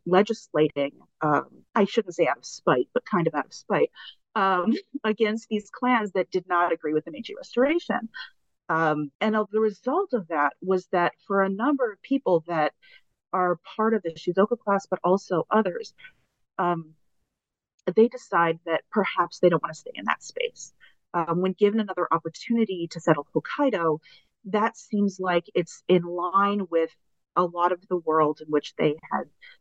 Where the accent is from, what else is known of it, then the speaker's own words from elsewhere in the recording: United States; also born or lived in Iwanuma, Japan; as an American traveling abroad. Like, it's hard to realize that I'm American until you're somewhere where no one else is American